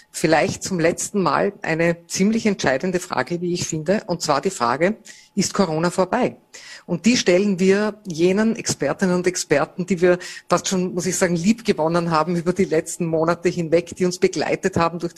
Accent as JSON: {"language": "German", "region": "Vorarlberg", "country": "Austria", "accent": "Vorarlberg dialect", "lives_now": "Vienna, Austria", "said": "Das ist sozusagen mein Stück Vorarlberg, das ich mitgenommen habe nach Wien mit meinen äh, Geschwistern und Eltern"}